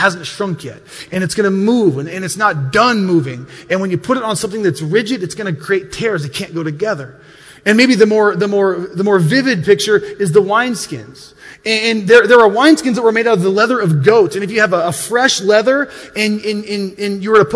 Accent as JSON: {"language": "English", "region": "Montana", "country": "United States", "tie": "born or raised there", "said": "when I grew up in Montana, we weren't the most wealthy of families"}